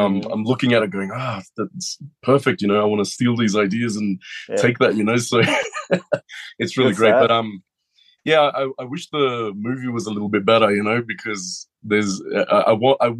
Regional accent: Australia; a lot of people in Australia, we grew up on Astro Boy during the 80s

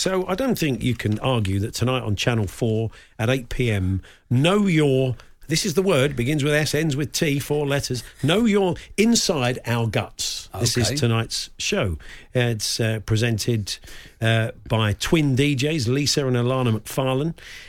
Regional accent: West Midlands, United Kingdom; as a 9-year-old growing up in Warwickshire in the 1980s

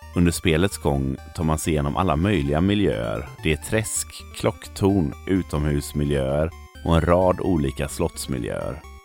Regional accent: Sweden; här hemma i Sverige

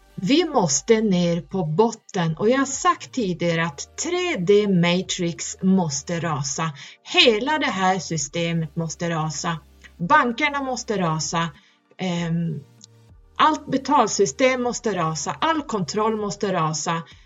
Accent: Norrland, Sweden; där jag kommer ifrån. det är högst upp

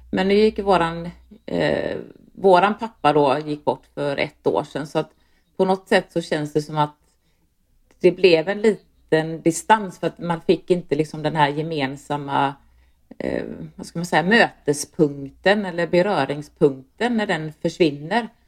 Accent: Landvetter, Västra Götaland, Sweden; jag är uppvuxen i Landvetter som ligger strax utanför Göteborg, ett, eh, ett, en liten förort kan man säga.

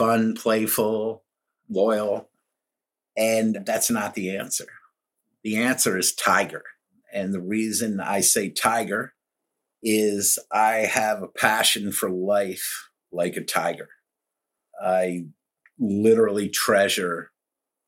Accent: Pelham, New York, United States; also born or lived in Greenwich, Connecticut / Baltimore, Maryland; now in Chesapeake Bay, Maryland, United States; I grew up in New York in a town called Pelham right outside the Bronx

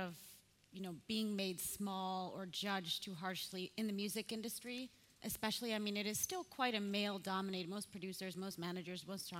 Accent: United States; also born or lived in Sweden; as an American that lived in Sweden, then went back to America

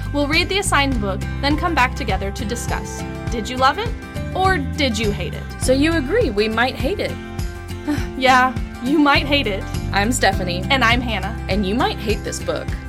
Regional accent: Dallas, Texas, United States; I grew up in Dallas

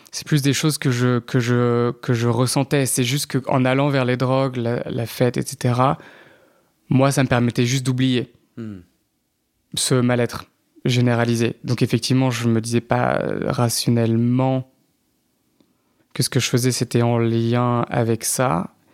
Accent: Paris, Île-de-France, France; also born or lived in Normandy / Vendée; je suis né à Paris, j'ai un peu grandi à Paris, mais en Normandie aussi, genre dans un village, et en Vendée, un peu. Donc très aussi euh, campagne.

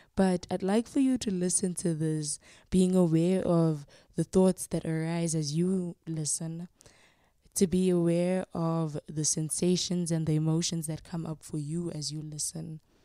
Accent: Soweto, Gauteng, South Africa; now in Pretoria, South Africa; I was born and raised in Soweto and currently reside in Pretoria, Gauteng.

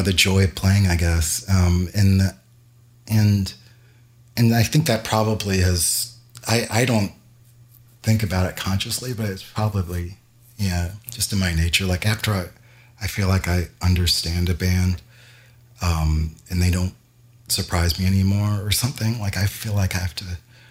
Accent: Louisville, Kentucky, United States; also born or lived in New Jersey / Chicago; now in Los Angeles, United States; when I was growing up in Louisville, when I first learned how to play an instrument

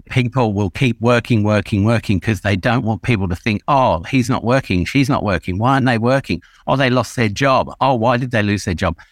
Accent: England, United Kingdom; when I was a kid growing up in England about, let's say, between the age of five and ten

